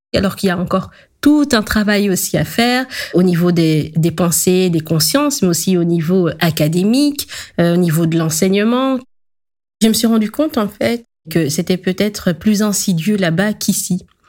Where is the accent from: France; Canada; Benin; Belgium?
Belgium; Je suis née en Belgique, j'ai grandi dans la culture belge